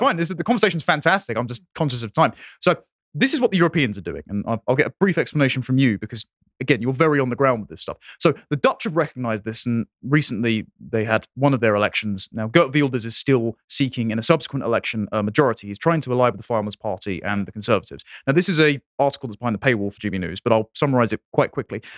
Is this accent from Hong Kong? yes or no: no; England, United Kingdom; I am an Englishman